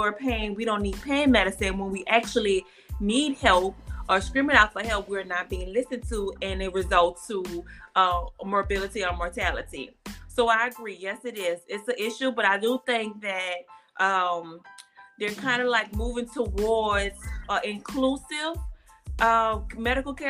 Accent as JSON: {"language": "English", "town": "New Orleans", "region": "Louisiana", "country": "United States", "moved": "yes", "lives_now": "Houston, United States", "said": "I'm operated out here in Houston, Texas, but I'm from New Orleans, right where Donna's from"}